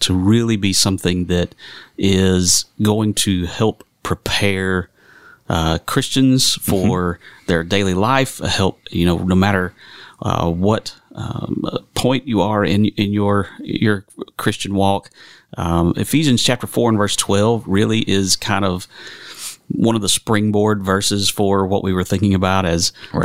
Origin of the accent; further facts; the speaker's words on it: United States; moved away as an adult; also born or lived in Kentucky; now in Indian Land, South Carolina, United States; I'm originally from the Carolinas, right. and I uh, grew up over in the western part of the state